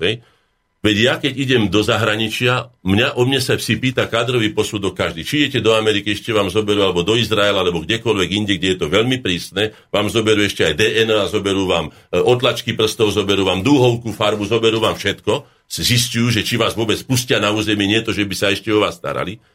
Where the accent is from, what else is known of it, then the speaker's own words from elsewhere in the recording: Slovakia; som Slovák predovšetkým